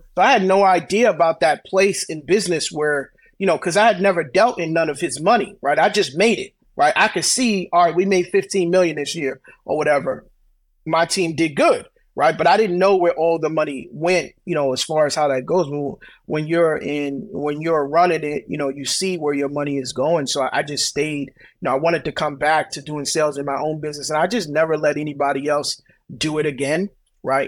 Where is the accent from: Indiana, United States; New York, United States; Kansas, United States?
New York, United States; Brooklyn; I grew up in Brooklyn